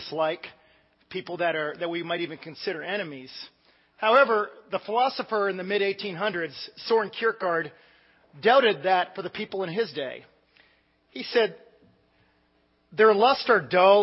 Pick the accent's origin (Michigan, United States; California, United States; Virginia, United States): Virginia, United States; Northern; growing up in Northern Virginia